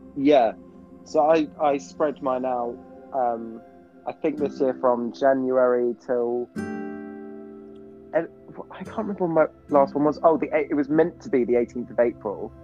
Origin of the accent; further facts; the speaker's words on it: England, United Kingdom; accent: English; also born or lived in Pennsylvania, United States; I had to sing it in my own accent